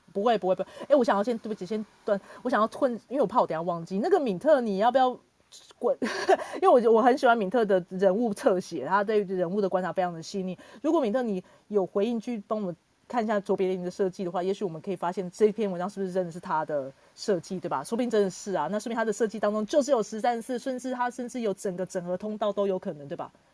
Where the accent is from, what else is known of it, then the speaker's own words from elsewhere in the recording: Hsinchu, Taiwan; 新竹就是我的故乡嘛